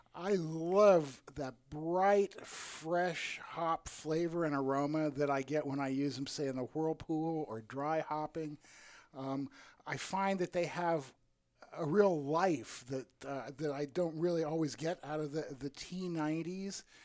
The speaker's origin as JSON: {"language": "English", "region": "the middle of Iowa", "country": "United States", "tie": "born or raised there", "said": "I grew up in the middle of Iowa in, okay. in the 50s and 60s."}